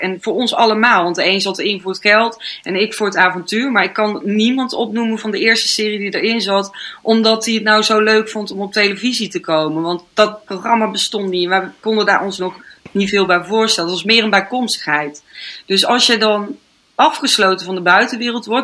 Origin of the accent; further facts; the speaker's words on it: North Brabant, Netherlands; now in Amsterdam, Netherlands; in Brabant ben, waar ik vandaan kom